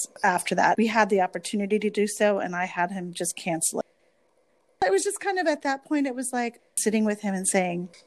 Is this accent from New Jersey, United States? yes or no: yes; New Jersey, United States; I grew up in New Jersey and I have that attitude.